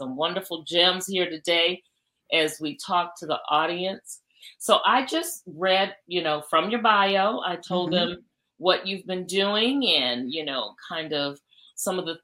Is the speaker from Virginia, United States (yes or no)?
no; South Carolina, United States; I'm from South Carolina also